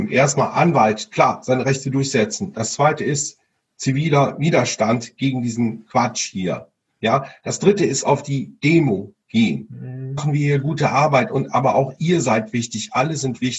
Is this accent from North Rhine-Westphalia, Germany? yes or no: yes; Cologne, North Rhine-Westphalia, Germany; Ja, weil wir, wir kommen ja aus Köln